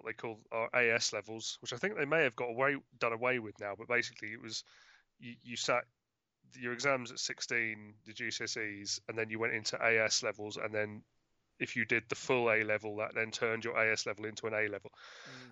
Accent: London, United Kingdom; I grew up in London

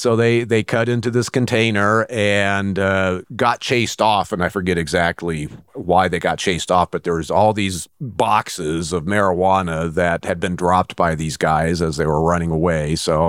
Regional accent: Fairfield, California, United States; also born or lived in San Antonio, United States; In the summer between my 7th and 8th grades, my dad got stationed at Travis Air Force Base. So I moved from San Antonio, Texas to Fairfield, California. And of course, you know, went through high school there at Vanden High School

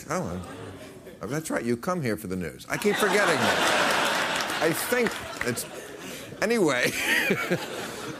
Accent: New Jersey, United States; moved away; this is my home state

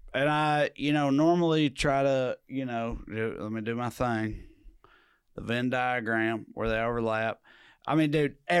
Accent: Celina, Tennessee, United States; I'm from Salina, Tennessee. It's not close to anything.

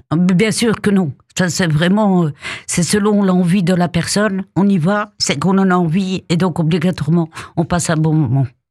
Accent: Épinal, Grand Est, France; also born or lived in Alsace; je suis d'origine d'Épinal

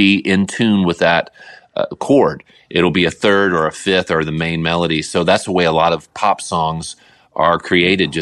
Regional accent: New Orleans, Louisiana, United States; also born or lived in Atlanta, Georgia; now in Nashville, United States; I'm a Southerner. I'm from New Orleans. I was born in Atlanta

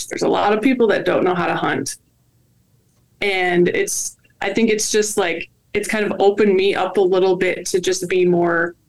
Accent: Wisconsin, United States; I grew up in the Midwest. I actually grew up in Wisconsin

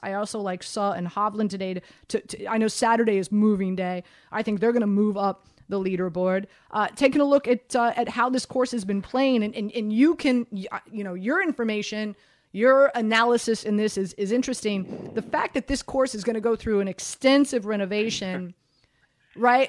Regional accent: Miami, Florida, United States; born and raised in Miami

